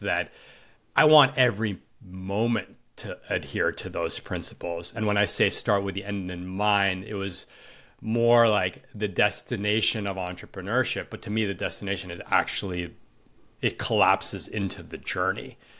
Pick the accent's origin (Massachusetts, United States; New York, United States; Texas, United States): New York, United States; I grew up in New York